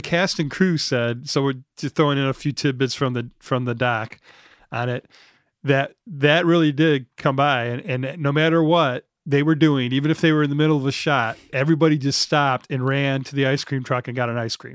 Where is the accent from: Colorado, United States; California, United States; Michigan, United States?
Michigan, United States; Detroit; I'm from Detroit